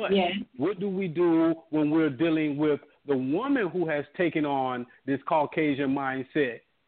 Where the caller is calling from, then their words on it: Orlando, Florida, United States; I'm from Orlando.